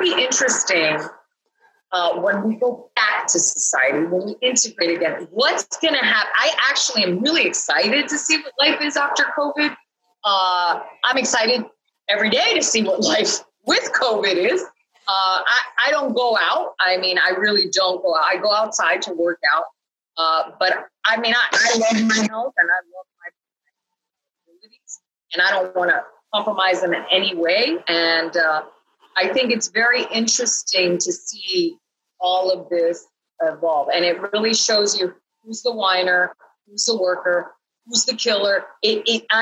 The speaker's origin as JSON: {"language": "English", "country": "Canada", "said": "I'm from Canada."}